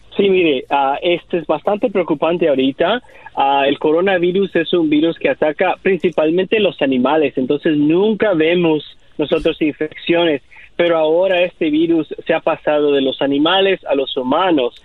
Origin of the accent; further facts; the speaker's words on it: Mexico; moved away; also born or lived in El Salvador; Yo soy de El Salvador, pero también crecí en México